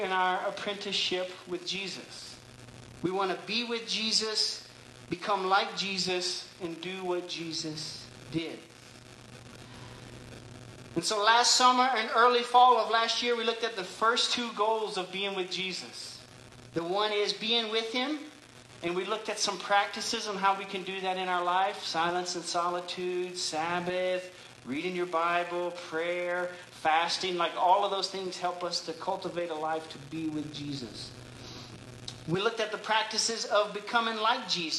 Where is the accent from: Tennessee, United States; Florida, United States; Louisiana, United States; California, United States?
Louisiana, United States; moved away; I grew up in Louisiana